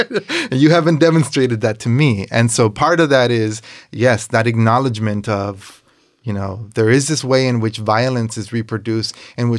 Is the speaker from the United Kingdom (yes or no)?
no; Coachella, California, United States; also born or lived in Los Angeles; I'm from Coachella. I'm from LA. I'm from California. Here. I'm American.